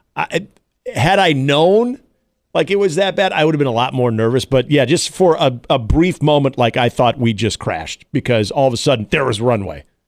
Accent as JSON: {"language": "English", "region": "Iowa", "country": "United States", "tie": "born or raised there", "said": "I was growing up in Iowa"}